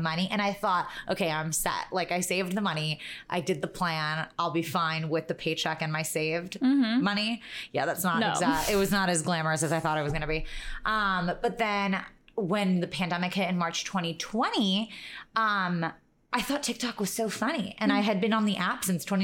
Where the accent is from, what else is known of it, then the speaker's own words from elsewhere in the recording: New York, United States; we grew up in New York